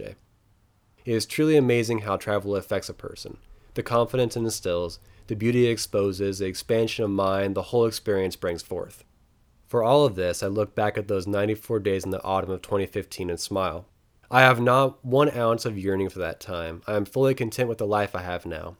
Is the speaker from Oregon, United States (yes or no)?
yes; eastern Oregon, United States; driving tractors in the wide open wheat fields of my hometown and bailing alfalfa in the shadows of the Bulawayo Mountains in eastern Oregon